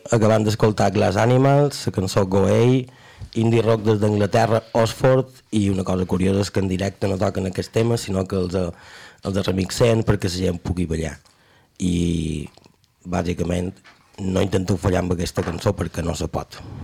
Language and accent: Catalan; Majorca, Balearic Islands, Spain; com a bon mallorquí